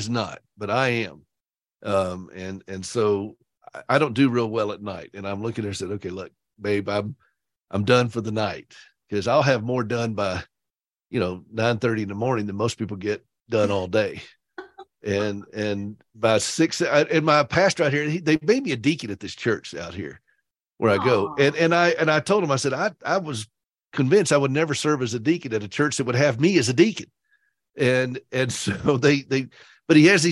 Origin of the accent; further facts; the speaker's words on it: Upstate South Carolina, United States; I am from that state, but I'm from the upstate of South Carolina